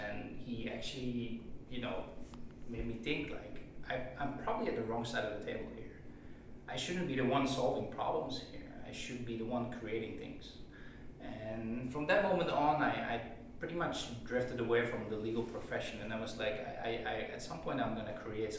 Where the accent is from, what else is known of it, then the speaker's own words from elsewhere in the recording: Netherlands; moved away as an adult; also born or lived in Taiwan; I'm from the Netherlands, right? And we tend to be a pretty free, liberal country